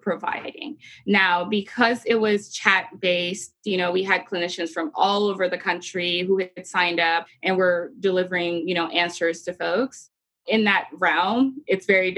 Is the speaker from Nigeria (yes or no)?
yes; Nigeria; moved away as an adult; now in United States; I had moved to the U.S. in 2010 for college from my home country, Nigeria.